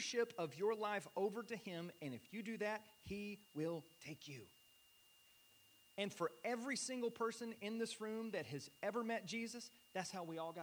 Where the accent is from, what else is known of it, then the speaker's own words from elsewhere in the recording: United States; I'm an American